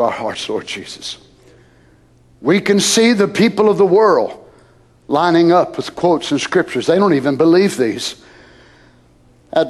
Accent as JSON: {"language": "English", "country": "United States", "tie": "born or raised there", "said": "as an American. I was born here"}